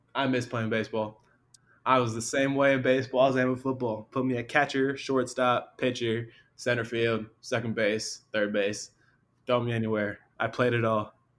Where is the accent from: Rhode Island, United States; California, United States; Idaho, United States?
California, United States; Long Beach; I'm from Long Beach